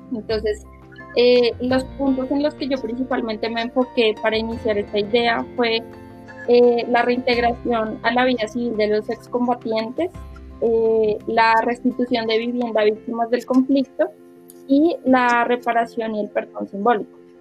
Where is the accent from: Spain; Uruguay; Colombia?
Colombia; Bogotá; yo que soy de Bogotá